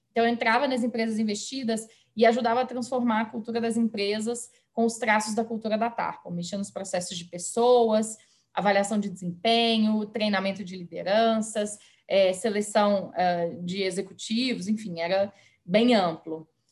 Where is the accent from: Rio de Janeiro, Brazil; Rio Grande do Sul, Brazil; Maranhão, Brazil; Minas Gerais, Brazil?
Minas Gerais, Brazil; Belo Horizonte; moved away as an adult; now in São Paulo, Brazil; Eu me mudei para São Paulo, como você mencionou, eu sou de Belo Horizonte